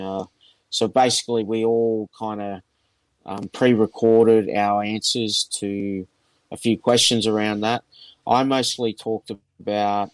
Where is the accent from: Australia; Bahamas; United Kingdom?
Australia; I'm from Australia